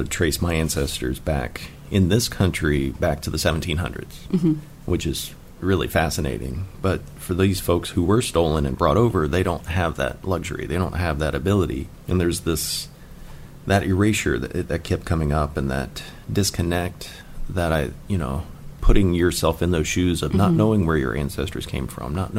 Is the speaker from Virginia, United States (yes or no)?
yes; Virginia, United States; now in South Carolina, United States; I grew up in Virginia